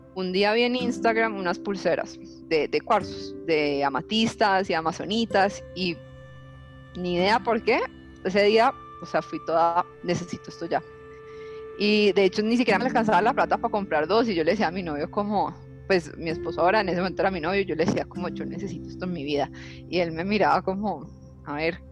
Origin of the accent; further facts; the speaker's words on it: Cali, Valle del Cauca, Colombia; yo soy de Cali, por donde vivía, había mucha, eh, digamos, yo vivía sobre una montaña que, tiene a Cristo Rey encima